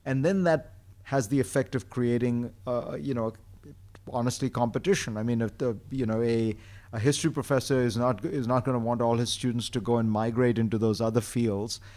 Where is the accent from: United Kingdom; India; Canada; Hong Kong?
India; moved away; when I grew up in India, there was no television until I was ten years old.